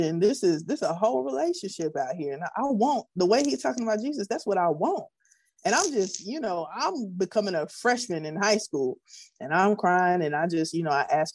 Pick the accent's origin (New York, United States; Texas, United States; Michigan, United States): Texas, United States; Prairie View; I grew up in Prairie View, Texas.